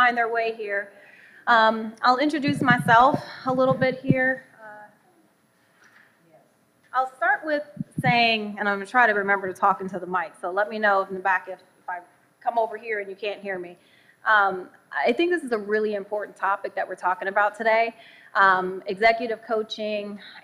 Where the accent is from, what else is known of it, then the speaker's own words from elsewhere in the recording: Southfield, Michigan, United States; moved away; I'm from Southfield, Michigan, so this is home for me. Southfield's about 20 minutes down the lodge. I grew up here